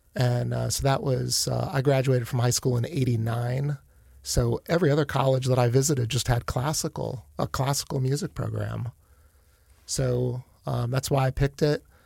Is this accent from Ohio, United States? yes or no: yes; Akron, Ohio, United States; moved away as an adult; also born or lived in Canton, Ohio; now in Warsaw, Indiana, United States; I grew up in Akron.